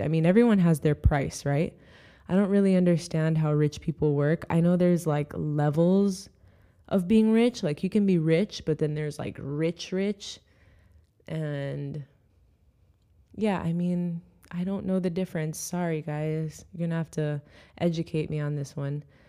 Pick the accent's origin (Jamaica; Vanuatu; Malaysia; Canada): Jamaica; now in United States; I wanna see my country do well